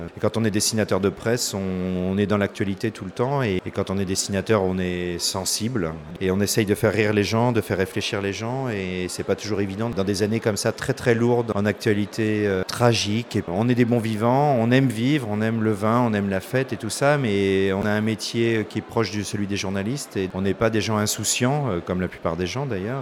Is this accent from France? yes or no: yes; Paris, Île-de-France, France; Moi, je suis parisien